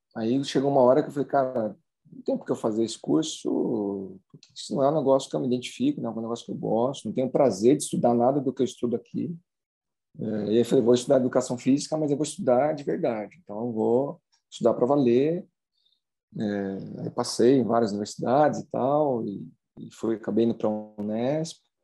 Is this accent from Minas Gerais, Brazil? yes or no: no; São José dos Campos, São Paulo, Brazil; eu sou de São José dos Campos